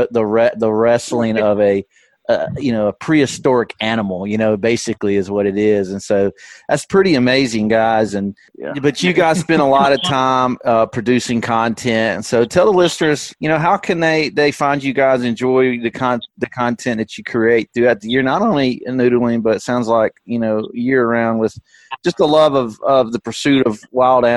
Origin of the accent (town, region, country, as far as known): the Shoals, Alabama, United States; born or raised there